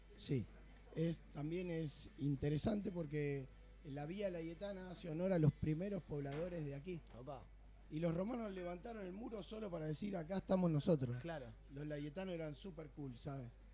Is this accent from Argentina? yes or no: yes; Argentina; now in Barcelona, Spain; como sudamericano y como argentino y como persona del nuevo mundo